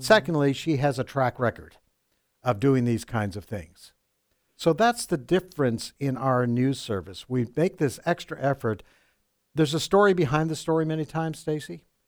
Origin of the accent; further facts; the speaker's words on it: Vancouver, British Columbia, Canada; moved away as an adult; now in United States; I'm from Canada.